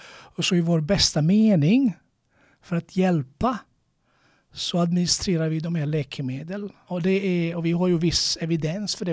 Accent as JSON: {"language": "Swedish", "country": "Croatia", "moved": "yes", "lives_now": "Sweden", "said": "jag är från Kroatien"}